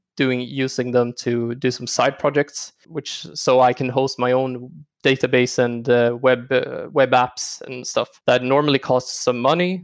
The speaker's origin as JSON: {"language": "English", "town": "Stockholm", "region": "Stockholm County", "country": "Sweden", "tie": "born or raised there", "also_born_or_lived": "Örebro", "said": "I am born and raised in Stockholm. Uh, lived here all my life, except for studying three years at university in Örebro."}